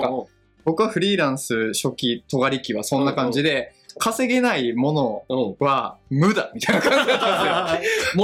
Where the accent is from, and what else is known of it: Kochi, Japan; born or raised there; moved away